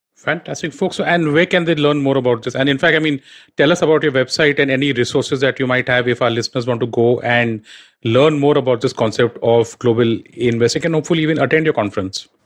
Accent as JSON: {"language": "English", "country": "India", "said": "as an Indian sitting out here"}